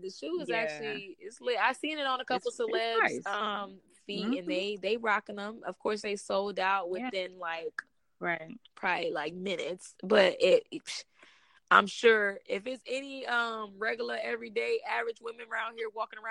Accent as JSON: {"language": "English", "region": "Ohio", "country": "United States", "tie": "born or raised there", "also_born_or_lived": "Alabama", "said": "Everybody know I've mentioned in this episode, I grew up all over, but I was born in Alabama, but I pretty much spent most of my life in Ohio."}